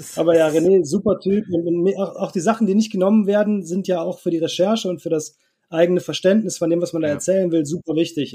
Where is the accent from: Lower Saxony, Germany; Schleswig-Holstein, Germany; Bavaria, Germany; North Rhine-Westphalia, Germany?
North Rhine-Westphalia, Germany; ich komme nicht aus dem Ruhrpott, aber Niederrhein, das ist so eine halbe Stunde vor Duisburg ungefähr